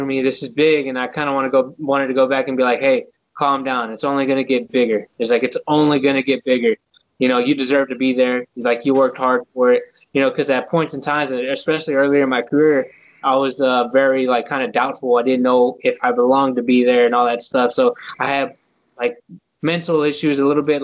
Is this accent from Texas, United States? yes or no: yes; Houston, Texas, United States; born or raised there